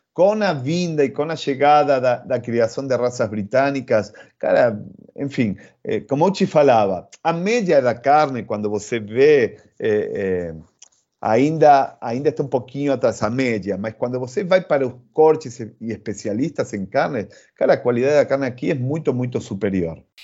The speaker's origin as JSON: {"language": "Portuguese", "country": "Argentina", "also_born_or_lived": "Rio de Janeiro, Brazil", "accent": "Argentine", "second_language": "Portuguese", "moved": "as an adult", "lives_now": "São Paulo, Brazil", "said": "como, como argentino"}